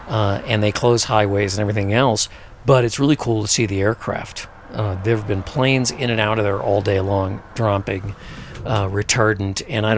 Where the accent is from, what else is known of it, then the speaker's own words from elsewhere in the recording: Sedona, Arizona, United States; because I'm from Sedona, and Sedona is now so crazy busy